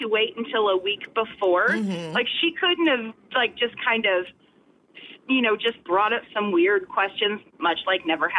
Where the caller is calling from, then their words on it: Goose Creek, South Carolina, United States; I'm calling from Goose Creek.